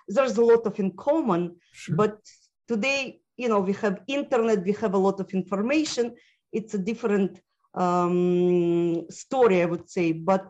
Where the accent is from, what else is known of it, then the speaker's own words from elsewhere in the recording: Moldova; born there; also born or lived in Ukraine / Russia; I was born in former Soviet Union, okay. Actually what is now Independent Republic of Moldova.